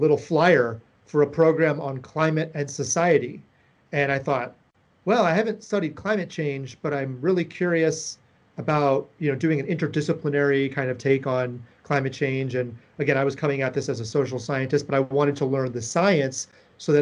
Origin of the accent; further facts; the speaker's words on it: South Florida, United States; I'm originally from South Florida